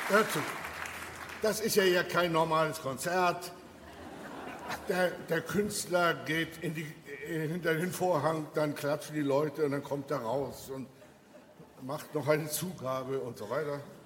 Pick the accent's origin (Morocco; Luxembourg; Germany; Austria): Germany; wir so als Deutsche